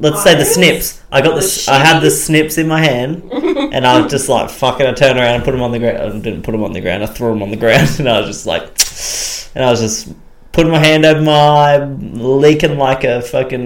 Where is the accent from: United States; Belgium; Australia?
Australia; accent: Australian; I have an Australian accent